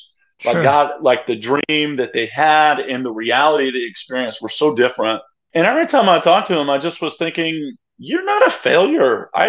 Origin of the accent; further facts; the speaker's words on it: New York, United States; moved away as an adult; also born or lived in Springfield, Missouri; I'm from New York where there's no churches that are like over 500. It's like they just don't exist in the Northeast.